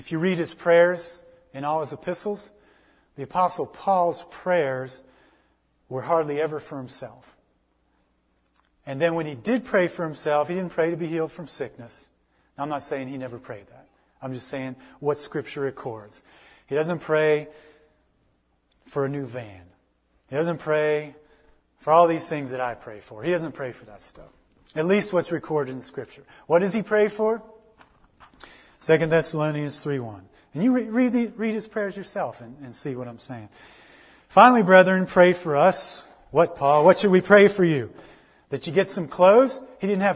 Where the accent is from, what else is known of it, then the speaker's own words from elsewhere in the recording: United States; I'm an American